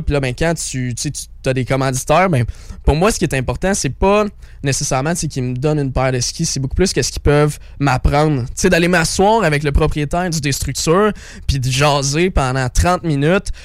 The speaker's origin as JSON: {"language": "French", "region": "Quebec", "country": "Canada", "tie": "born or raised there", "said": "je viens de la région des Sept Chemins. Donc le Montréal, c'est mon hometown."}